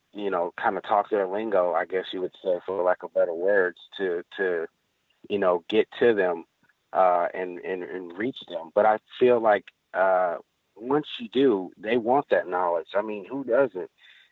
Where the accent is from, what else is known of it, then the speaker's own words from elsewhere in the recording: Texas, United States; It's really crazy because, growing up in Texas, you don't see mountains with snow on them year round.